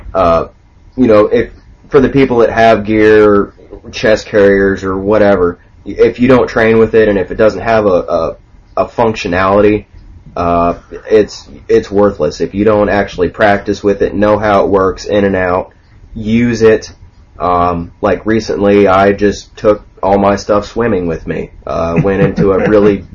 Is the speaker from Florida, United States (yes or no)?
yes; Orlando, Florida, United States; moved away as an adult; I grew up in Orlando, Florida. I'm a city boy